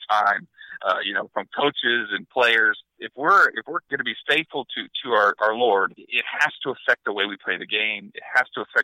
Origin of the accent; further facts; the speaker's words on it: Northern Ohio, United States; I grew up in Northern Ohio